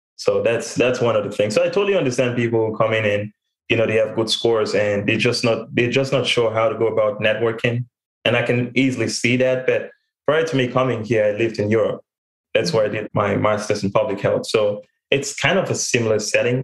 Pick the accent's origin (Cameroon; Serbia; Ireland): Cameroon; moved away as an adult; also born or lived in Texas; now in United States; I was born and raised in Cameroon